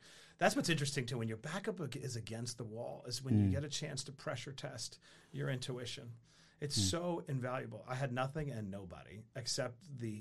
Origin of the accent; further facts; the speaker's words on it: New York City, New York, United States; I grew up in Queens, New York, and product of a broken home